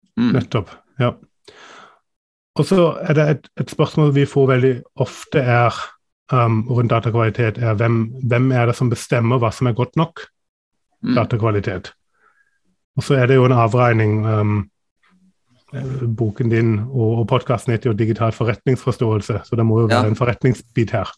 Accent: Germany; now in Norway; jeg er tysk

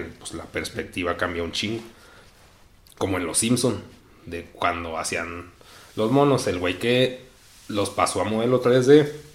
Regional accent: Mexico; nací en México

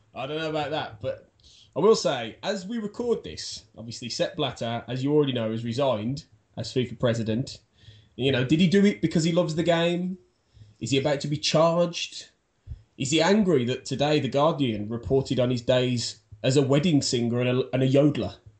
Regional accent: Birmingham, West Midlands, United Kingdom; I I'm from Birmingham.

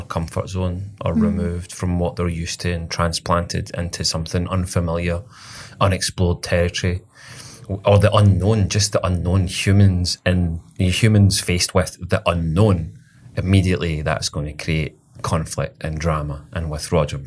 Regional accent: Scotland, United Kingdom; I am Scottish, yeah. Well observed. I am Scottish.

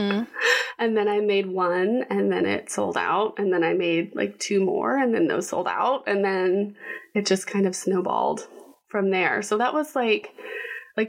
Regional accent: Texas, United States; moved away; also born or lived in Washington, D.C.; I'm originally from Texas

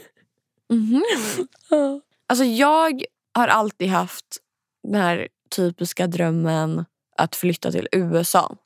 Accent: Linköping, Östergötland, Sweden; moved away; när jag bodde hemma i Linköping

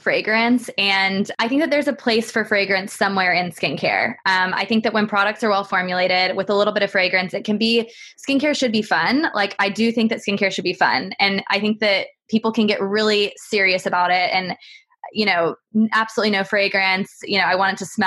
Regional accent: Texas, United States; now in United Kingdom; I'm from Texas

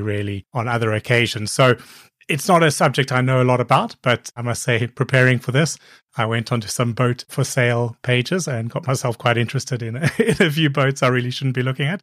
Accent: Cape Town, Western Cape, South Africa; moved away; also born or lived in Copenhagen / Hong Kong / Brighton; I grew up in Cape Town, which is a coastal city

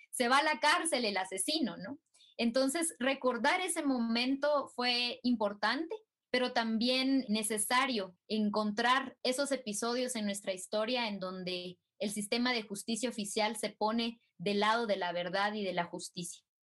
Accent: Totonicapán, Guatemala; Totonicapán, que es mi pueblo en donde vivo y en donde me encuentro

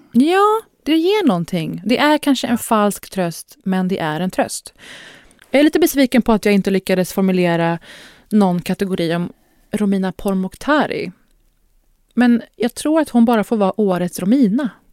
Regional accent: Sweden; Här har man behövt argumentera för att man är svensk i 30 år. Som då halvsvensk, halvpersisk, brun, stornäst person

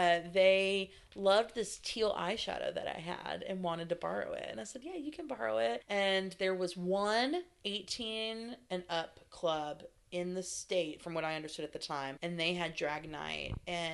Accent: the South, United States; So growing up in the South, that was a phrase in regards to being a crybaby or being a whiner.

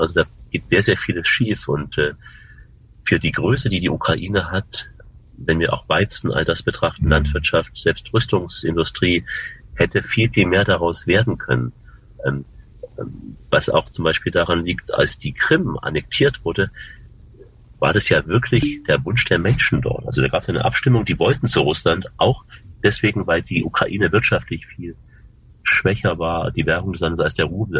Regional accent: Germany; bin Deutscher

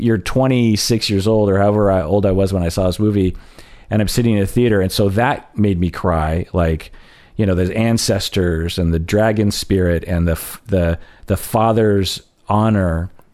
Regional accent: United States; I'm Japanese American

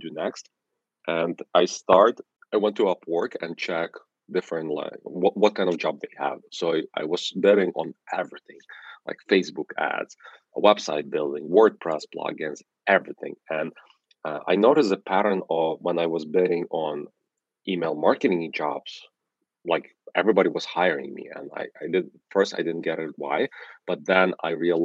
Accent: Ukraine; English is a second language; now in New York, United States; I'm originally from Ukraine, that's why I have an accent, but live for half of my life here in New York

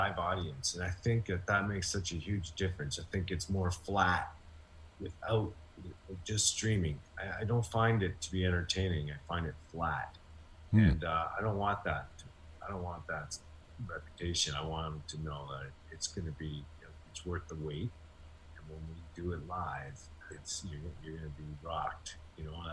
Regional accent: Hamilton, Ontario, Canada; I'm from Hamilton

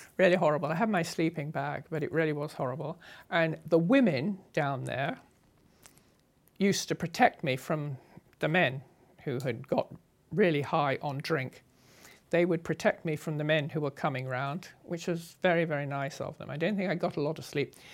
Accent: England, United Kingdom; moved away; As an English girl on a motorcycle

